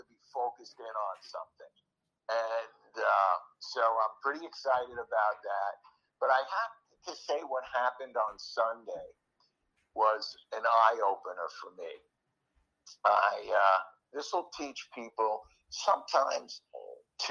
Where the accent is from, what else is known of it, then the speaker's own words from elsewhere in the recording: New York, United States; moved away; I grew up in New York